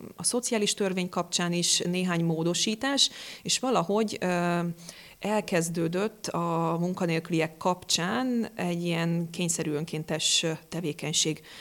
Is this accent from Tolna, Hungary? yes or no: yes; Dombóvár, Tolna, Hungary; moved away as an adult; now in Pécs, Hungary; Én egy kis városból jövök, Dombováron születtem